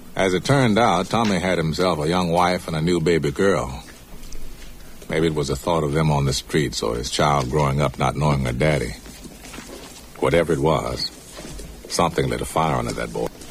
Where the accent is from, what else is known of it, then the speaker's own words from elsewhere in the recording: the South, United States; accent: Southern English; we grew up here in the South, so you know, our English is, you know, needs help anyways